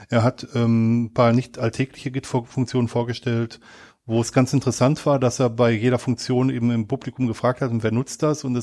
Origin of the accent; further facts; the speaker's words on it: Germany; now in Switzerland; Ich bin ähm, Deutscher, der in die Schweiz ausgewandert ist.